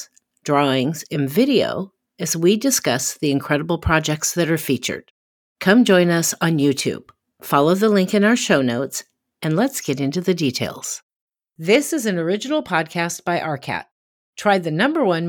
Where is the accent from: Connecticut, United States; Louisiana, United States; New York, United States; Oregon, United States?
Oregon, United States; Portland; my hometown of Portland, Oregon